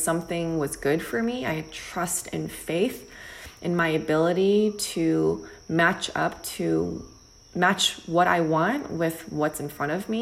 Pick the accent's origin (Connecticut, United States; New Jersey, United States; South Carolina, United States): New Jersey, United States; moved away as an adult; also born or lived in New York / Los Angeles; growing up in New Jersey with my family, older brother, younger sister